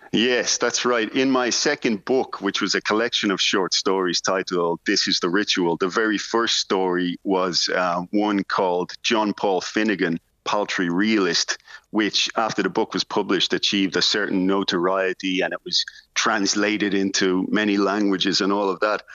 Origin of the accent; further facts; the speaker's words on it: Ireland; as an Irish writer